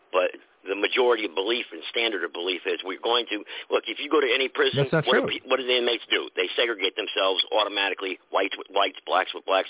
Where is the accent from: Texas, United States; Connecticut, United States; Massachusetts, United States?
Connecticut, United States; New Haven; I'm from New Haven, Connecticut.